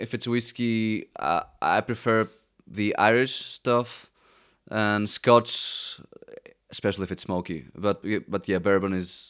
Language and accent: English; Athens, Attica, Greece; Well, growing up in Athens obviously my family who was very mixed either way, but also seeing how the Greeks acted, it's very similar to the States.